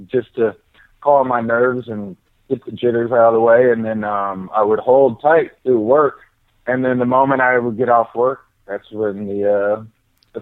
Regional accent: Lawrence, Kansas, United States; moved away as an adult; now in Montana, United States; I'm from Lawrence, Kansas, born and raised, and then I moved here to Montana just about 5 years ago

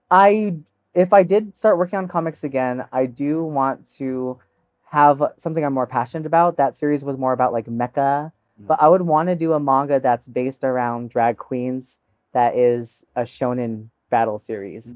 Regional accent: United States; first language English; grew up here in the States

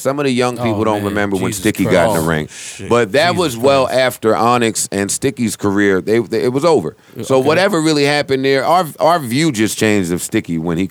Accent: Jersey City, New Jersey, United States; moved away; I'm from Jersey City.

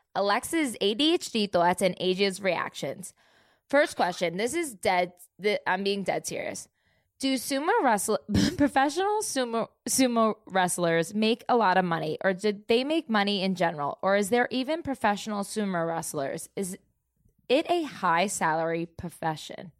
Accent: New Jersey, United States; moved away as an adult; also born or lived in Florida; now in Dallas, United States; I'm from Jersey

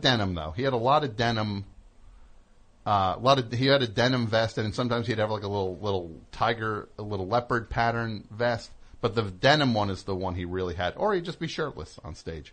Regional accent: New Jersey, United States; I'm from New Jersey

